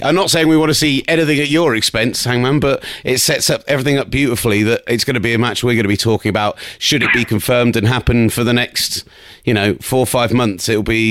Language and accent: English; United Kingdom; obviously being British